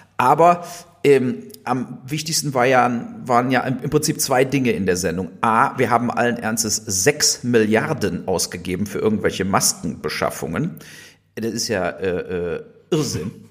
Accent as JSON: {"language": "German", "country": "Germany", "said": "wir hier als Deutsche"}